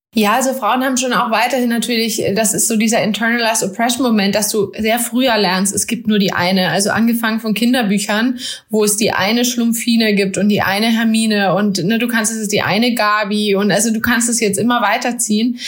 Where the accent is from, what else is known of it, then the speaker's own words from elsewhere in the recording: Germany; bin in Deutschland geboren